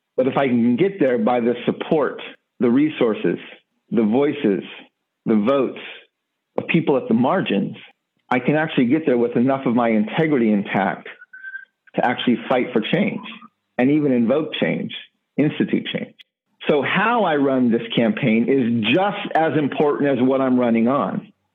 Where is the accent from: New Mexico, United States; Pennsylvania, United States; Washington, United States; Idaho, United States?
New Mexico, United States; Gallup; I grew up in the near the Navajo Nation in a border town known as Gallup, New Mexico